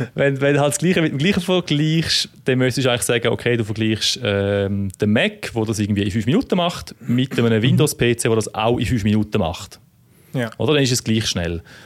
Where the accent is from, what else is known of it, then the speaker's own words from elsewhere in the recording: near Müllheim, Thurgau, Switzerland; in Mülheim im Thurgau wohnst, das ist in der Nähe, dort, wo ich aufgewachsen bin